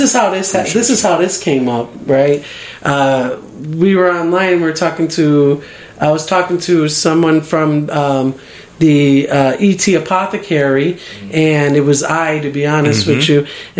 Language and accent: English; Chicago, Illinois, United States; now in Las Vegas, United States; I'm from Chicago originally